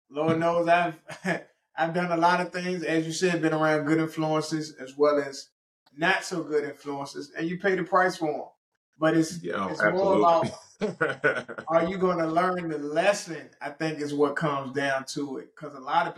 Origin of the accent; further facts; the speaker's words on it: Richmond, Virginia, United States; I'm originally from Richmond, Virginia